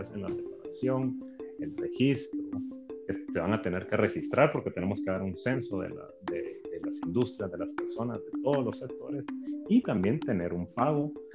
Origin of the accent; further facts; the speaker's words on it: Guatemala; somos guatemaltecos